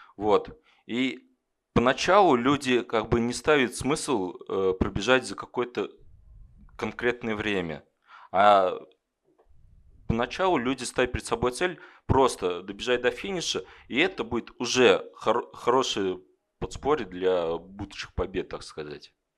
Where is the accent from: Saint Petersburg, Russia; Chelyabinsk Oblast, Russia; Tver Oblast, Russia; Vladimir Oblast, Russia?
Vladimir Oblast, Russia; Kovrov; moved away as an adult; now in Ryazan, Russia; я сам из Коврова, родился в Коврове, учился в Коврове, но потом переехал в Рязань и сейчас работаю в Рязани.